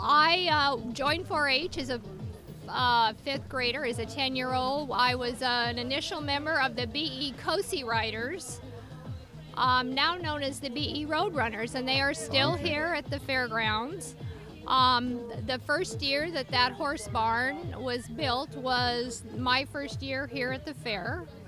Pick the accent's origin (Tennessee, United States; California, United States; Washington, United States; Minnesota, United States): Washington, United States; Bow; I grew up in Bow on the farm where my granddad uh, moved in the 20s